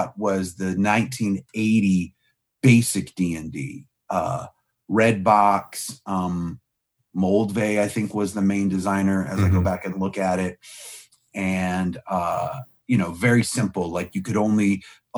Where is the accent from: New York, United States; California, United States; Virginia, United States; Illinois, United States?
Virginia, United States; Clifton; I grew up in Clifton, Virginia, which is close enough to DC